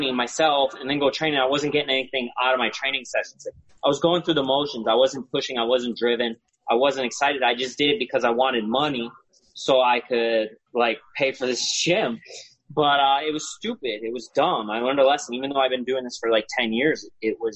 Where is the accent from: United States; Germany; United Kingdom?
United States; Milford, Connecticut; mine's in Milford, Connecticut, my hometown